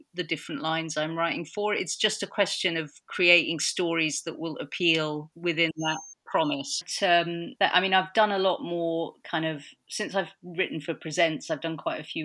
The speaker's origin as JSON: {"language": "English", "region": "London", "country": "United Kingdom", "tie": "born or raised there", "said": "I grew up in Notting Hill. I was actually born in a little two-bedroom flat in Notting Hill"}